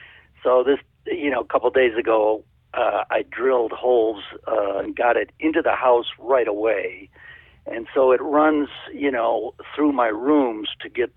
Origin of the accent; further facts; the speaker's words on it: Naperville, Illinois, United States; I grew up in Naperville, Illinois